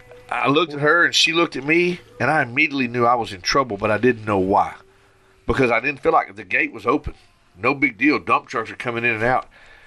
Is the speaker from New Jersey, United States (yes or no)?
no; Arkansas, United States; I'm from Arkansas